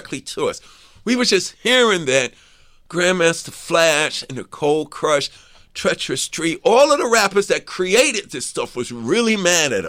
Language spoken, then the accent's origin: English; New York City, New York, United States; I'm from Hollis